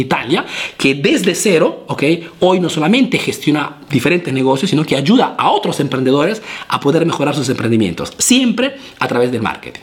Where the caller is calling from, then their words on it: Venezuela; saludos desde Venezuela